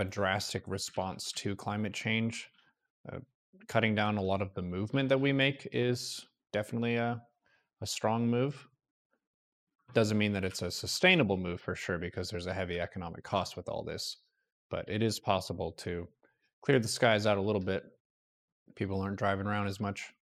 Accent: United States; moved away; I didn't really self-identify as an American as a defining aspect in my youth

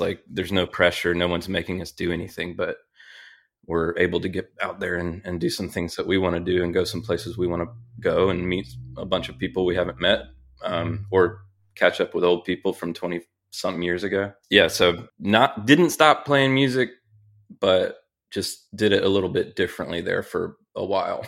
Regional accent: Charlotte, North Carolina, United States; I grew up in the great city of Charlotte, North Carolina

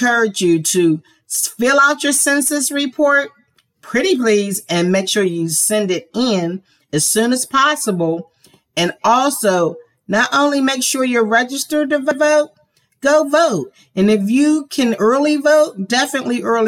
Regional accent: Pennsylvania, United States; now in Georgia, United States; my home state of Pennsylvania

